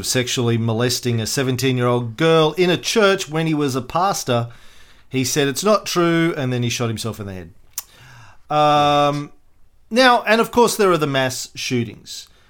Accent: Australia; Do you need to explain that you're an American and I'm an Australian?

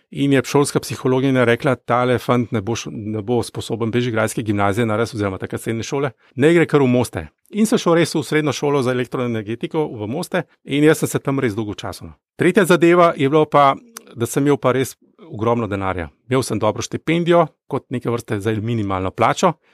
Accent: Gorizia, Friuli-Venezia Giulia, Italy; Jaz sem bil Goričan

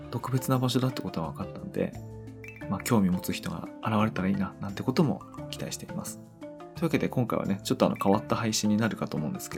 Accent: Japan; 今ではわずかに地元下組町で信仰の対象になっているという場所です。私はそこの下組長の出身なので、昔からよく知っていまして

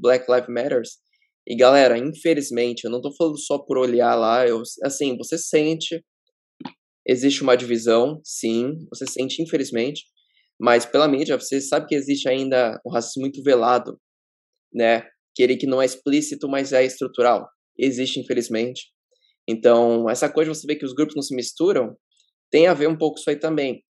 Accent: ABC Paulista, São Paulo, Brazil; A gente é do ABC paulista, no ABC paulista a cultura do skate ainda é forte

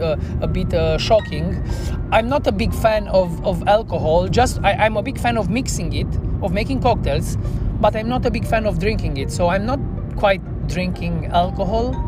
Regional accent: Cluj-Napoca, Cluj County, Romania; also born or lived in Bucharest; from Cluj, from my hometown

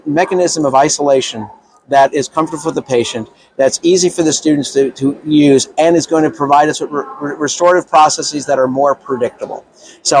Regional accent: New York City, New York, United States; I'm from Brooklyn

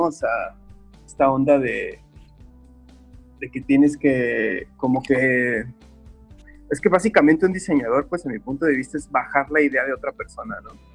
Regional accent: Guadalajara, Jalisco, Mexico; moved away as an adult; now in Playa del Carmen, Mexico; soy originario de Guadalajara. Eh, tengo aproximadamente como 10 años viviendo aquí en Playa del Carmen. Pero pues realmente toda mi onda del artista empezó desde Guadalajara, ¿no? Que es donde ahí he estado la gran parte de mi vida, ahí crecí

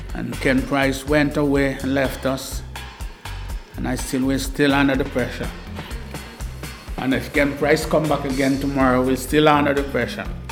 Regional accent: Jamaica; now in Bristol, United Kingdom; I myself was a cricketer from back home

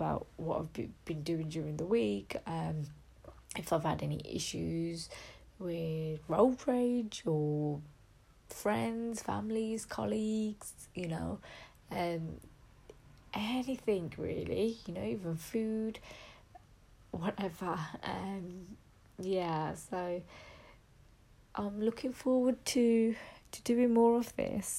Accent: West Midlands, United Kingdom; I'm from the West Midlands

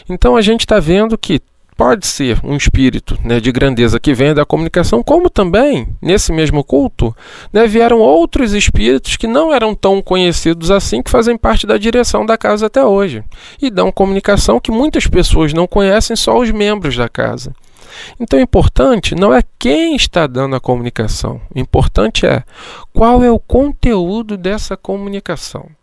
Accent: Angra dos Reis, Rio de Janeiro, Brazil; Eu me recordo que quando eu era pequeno, lá na, na Ilha Grande, em Angra dos Reis, né, na Ilha Grande não tinha ainda é, luz, não tinha nada disso

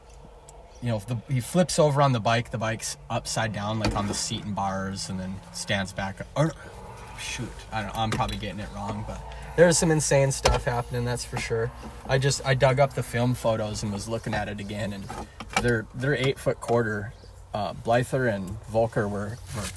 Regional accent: McKenzie County, North Dakota, United States; I've been here since I was like, probably 10 years old or maybe 11

